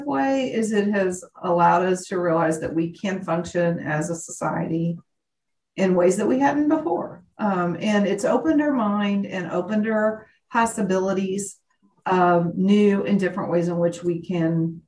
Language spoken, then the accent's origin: English; Indiana, United States; moved away as an adult; now in Oklahoma, United States; I was born and raised in Indiana